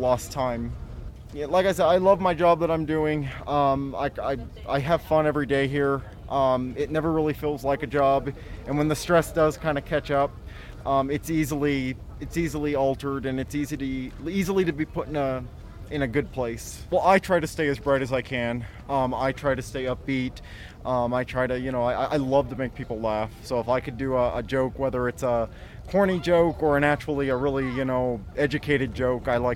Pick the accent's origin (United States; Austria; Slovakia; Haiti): United States; Apache Junction, Arizona; also born or lived in Florida; now in Williams, United States; I grew up in Apache Junction, Arizona. It's maybe 30 minutes from Phoenix, and lived there my whole life.